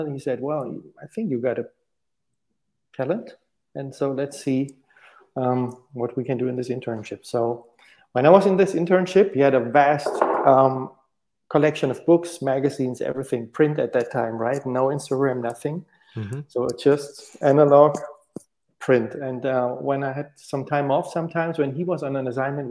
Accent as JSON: {"language": "English", "town": "Stuttgart", "region": "Baden-Württemberg", "country": "Germany", "tie": "born or raised there", "moved": "as an adult", "lives_now": "Munich, Germany", "said": "I grew up in Stuttgart"}